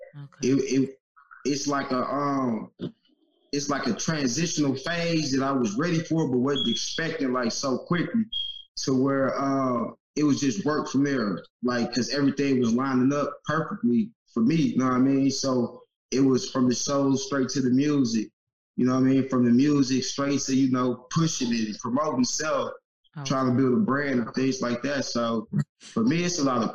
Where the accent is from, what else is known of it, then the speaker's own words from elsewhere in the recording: Kansas City, Kansas, United States; I'm from Kansas City, Kansas. You know, half of my life I was in Kansas. My mom, she moved us to the Missouri side